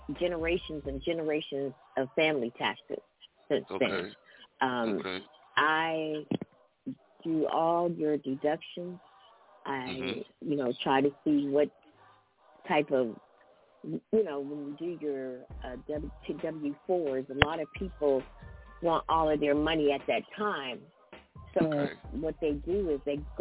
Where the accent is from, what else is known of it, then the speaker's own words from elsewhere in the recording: Ohio, United States; moved away as an adult; now in Las Vegas, United States; I am originally from Ohio, but I have now, I've been living in Las Vegas now for about 5 years